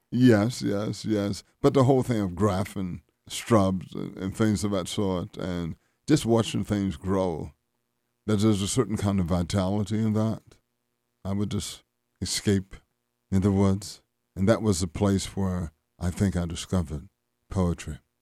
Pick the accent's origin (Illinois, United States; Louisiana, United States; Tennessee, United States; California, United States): Louisiana, United States; growing up in Louisiana.